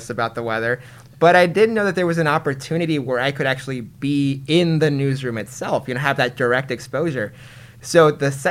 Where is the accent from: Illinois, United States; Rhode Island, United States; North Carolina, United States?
Illinois, United States; Chicago; now in San Francisco, United States; I grew up in Chicago